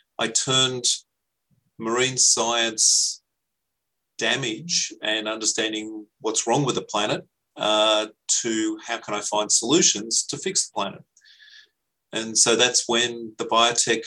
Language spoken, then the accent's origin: English; Frenchs Forest, New South Wales, Australia; I grew up in French's Forest